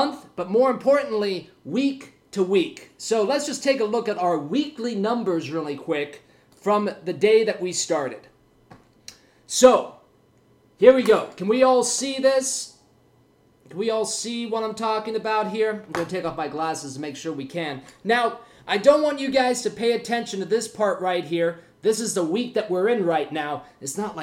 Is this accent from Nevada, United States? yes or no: yes; Las Vegas, Nevada, United States; flying back to Las Vegas, my hometown.